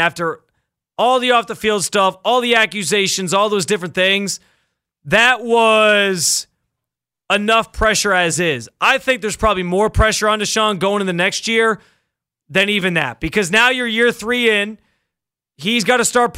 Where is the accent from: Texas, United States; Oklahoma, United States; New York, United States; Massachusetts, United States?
New York, United States; Western; moved away as an adult; also born or lived in Baltimore; I'm from Western New York. Spent like sixth grade through high school there